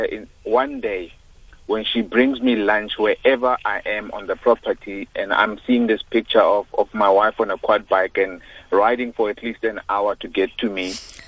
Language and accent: English; Soweto, Gauteng, South Africa; also born or lived in Vicksburg / Lesotho; I was born in Soweto